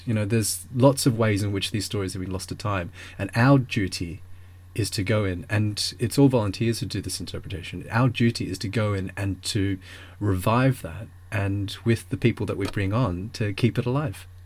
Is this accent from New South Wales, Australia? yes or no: no; Melbourne, Victoria, Australia; moved away; I grew up in Melbourne